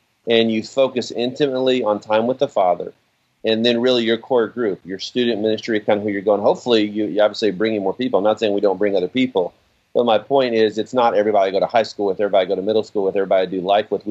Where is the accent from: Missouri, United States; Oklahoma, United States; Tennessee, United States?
Tennessee, United States; Oak Ridge; my home's Oak Ridge. I'm from East Tennessee as well